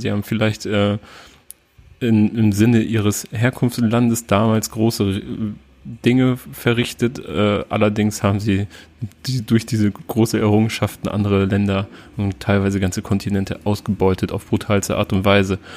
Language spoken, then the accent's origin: German; near Oldenburg, Cloppenburg district, Lower Saxony, Germany; ich sage immer aus der Nähe von Oldenburg